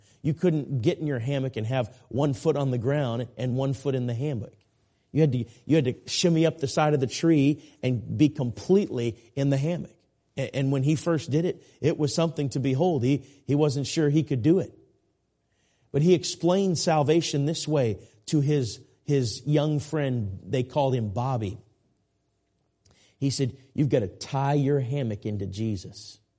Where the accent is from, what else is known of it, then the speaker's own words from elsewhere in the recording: Minneapolis, Minnesota, United States; now raised in Minneapolis, and where I grew up in the Minneapolis-St. Paul area.